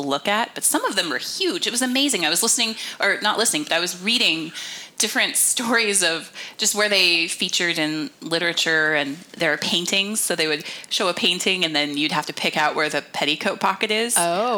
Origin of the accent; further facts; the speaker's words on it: United States; being an American